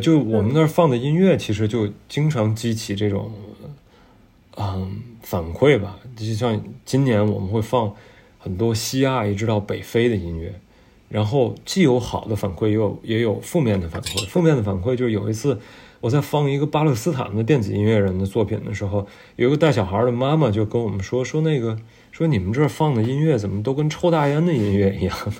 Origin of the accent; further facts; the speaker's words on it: Tianjin, China; also born or lived in San Francisco; now in Beijing, China; 我们天津人